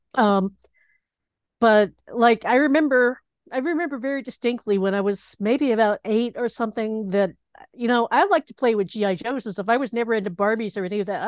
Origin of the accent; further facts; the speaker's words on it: Knoxville, Tennessee, United States; moved away as an adult; also born or lived in Boston, Massachusetts; now in Rhode Island, United States; I grew up in Knoxville